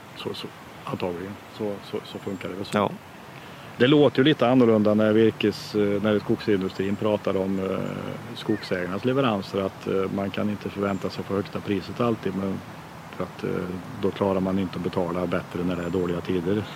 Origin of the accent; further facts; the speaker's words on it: Sweden; jag är uppväxt i Drevenhäste